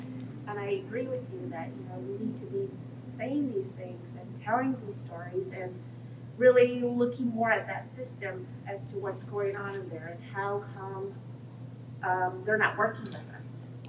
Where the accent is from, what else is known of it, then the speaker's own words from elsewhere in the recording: Arizona, United States; I'm from Arizona